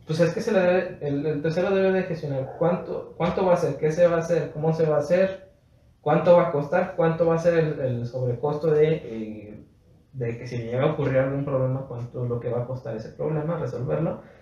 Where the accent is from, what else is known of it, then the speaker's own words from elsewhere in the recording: Mexico; yo soy parte de México